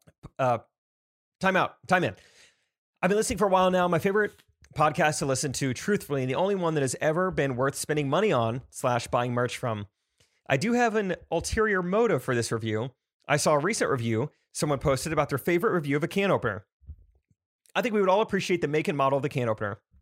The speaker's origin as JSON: {"language": "English", "town": "Stratford", "region": "Missouri", "country": "United States", "said": "I'm from Stratford"}